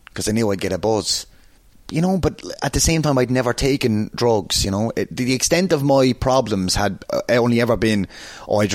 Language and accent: English; Waterford, Munster, Ireland; accent: Waterford; moved away as an adult; also born or lived in New York City, United States; I'm so proud of being a Waterford man. And anyone who knows me will know that. If you see me in the wrestling, I wear a blue and white sparkly jacket to represent that. I'll always be so... My accent is still Waterford.